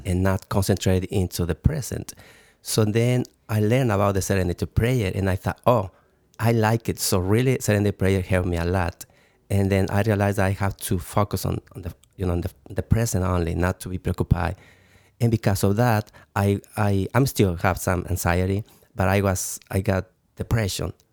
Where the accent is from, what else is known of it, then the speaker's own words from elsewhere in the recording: Mexico City, Mexico; English is a second language; also born or lived in Toluca; I, I born in Mexico City